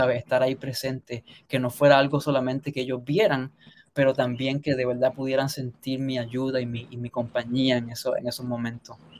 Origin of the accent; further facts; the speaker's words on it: Sabana Grande, Puerto Rico; moved away as an adult; also born or lived in Caguas, Puerto Rico; now in United States; yo nací en Caguas, pero mi familia originalmente es de Sabana Grande, entonces nos mudamos para allá temprano, cuando yo tenía dos años de edad, así que lo que conozco es el oeste